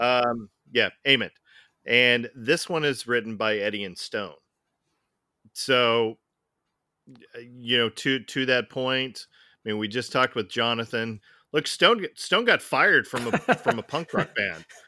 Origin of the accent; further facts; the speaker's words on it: the Northwest, Pacific Northwest, United States; I'm from the Northwest